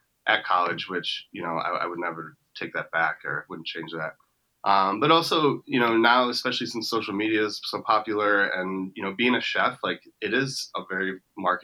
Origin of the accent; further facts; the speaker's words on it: Wisconsin, United States; I'm actually from a smaller town just about an hour north of Milwaukee.